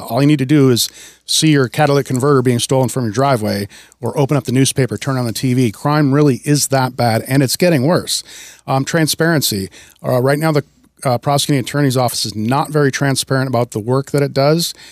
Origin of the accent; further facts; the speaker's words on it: Wisconsin, United States; also born or lived in Seattle, Washington; now in Snohomish County, United States; I grew up in Wisconsin and moved out to Washington in nineteen ninety-six